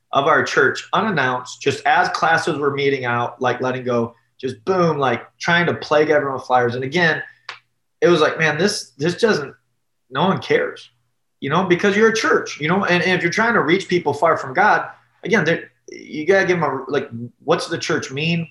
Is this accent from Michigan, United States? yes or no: yes; Detroit, Michigan, United States; also born or lived in Columbus, Ohio / Ann Arbor, Michigan; I grew up in the Detroit area, okay, just south of Detroit.